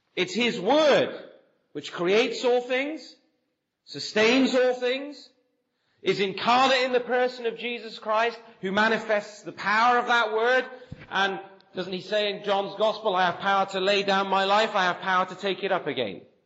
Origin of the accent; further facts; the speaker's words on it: near Bath, South West England, United Kingdom; moved away as an adult; also born or lived in Birmingham / Nottingham / Sheffield / London; now in Canada; I grew up here in England. I grew up uh, in the southwest, actually, near Bath, uh, where my father was a pastor